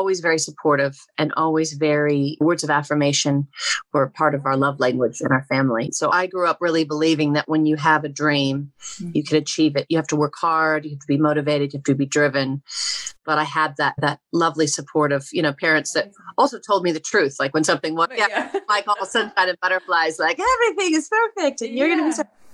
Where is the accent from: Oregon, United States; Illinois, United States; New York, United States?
Oregon, United States; I grew up in Oregon